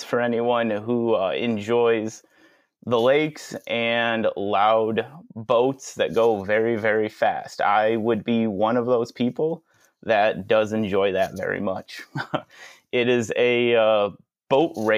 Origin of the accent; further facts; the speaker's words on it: Geneva, New York, United States; I grew up right here, right in the Geneva, Penyan area. Ever since I was about 12 years old, I've lived on the property where the vineyard is